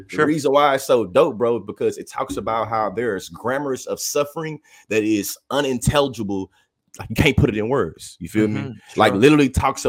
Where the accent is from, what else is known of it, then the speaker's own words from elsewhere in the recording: Bryan, Texas, United States; accent: Southern drawl; I'm from Bryan, Texas